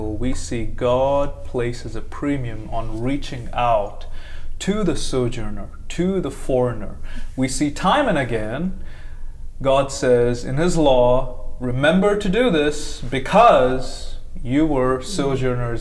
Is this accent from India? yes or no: yes; India; moved away as an adult; now in United States; I came from India and came to the United States as a graduate student